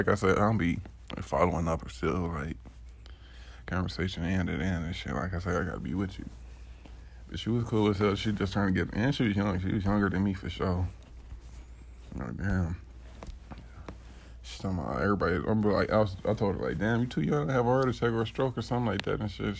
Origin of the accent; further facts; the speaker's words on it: Detroit, Michigan, United States; I'm from Detroit. 89, 80s, baby